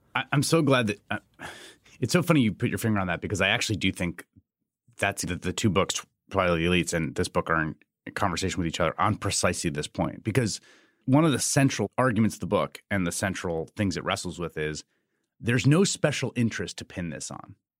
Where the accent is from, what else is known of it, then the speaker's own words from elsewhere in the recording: New York City, New York, United States; moved away; also born or lived in Chicago / Washington, D.C.; I grew up in New York City in the peak crime years